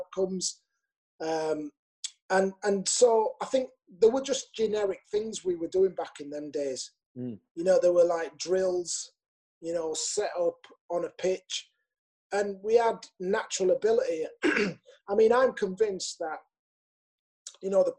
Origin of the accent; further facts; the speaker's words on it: Leeds, Yorkshire and the Humber, United Kingdom; it's my hometown. I love playing for Leeds.